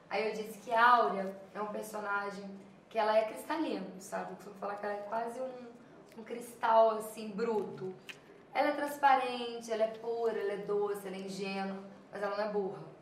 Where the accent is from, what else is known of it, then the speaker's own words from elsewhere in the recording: Minas Gerais, Brazil; no sotaque, né? Um pouco, um tonzinho, mas é, essa coisa mesmo de Minas, que eu vivi a vida toda